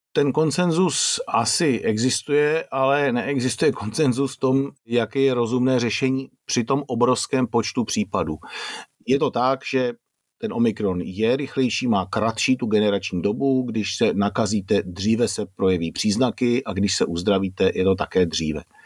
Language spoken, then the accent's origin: Czech; Czechia; u nás v Čechách